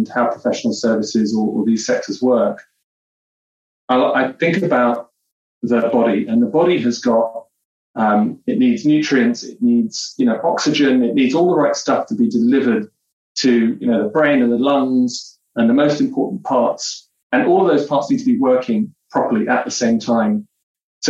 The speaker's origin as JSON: {"language": "English", "region": "London", "country": "United Kingdom", "tie": "born or raised there", "also_born_or_lived": "Seattle", "moved": "yes", "lives_now": "Toronto, Canada", "said": "Southeast London where I grew up."}